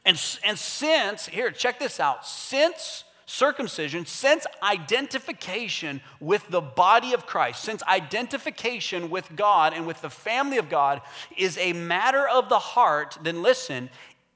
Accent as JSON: {"language": "English", "country": "United States", "tie": "born or raised there", "moved": "yes", "lives_now": "Canada", "said": "Me too. I'm American."}